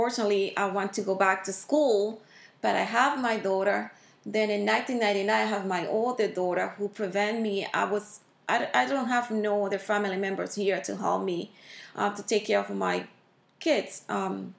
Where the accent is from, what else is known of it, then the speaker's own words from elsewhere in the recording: Dominican Republic; moved away as an adult; now in Pennsylvania, United States; I'm from Dominican Republic.